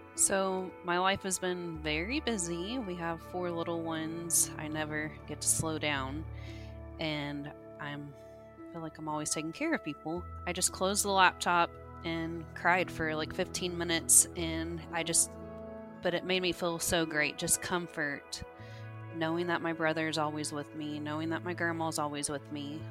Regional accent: Evansville, Indiana, United States; I'm from Evansville, Indiana

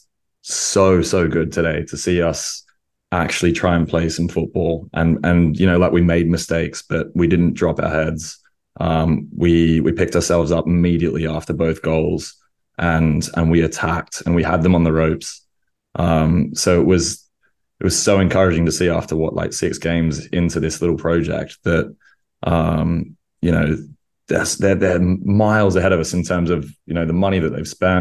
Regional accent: Australia; moved away; that's what I grew up with in Australia

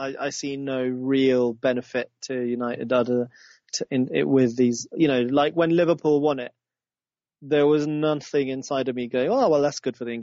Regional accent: Zambia; I was born in Zambia

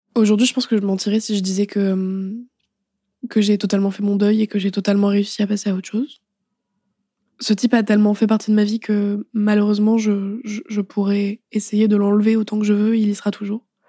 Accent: Paris, Île-de-France, France; je rentre chez moi à Paris

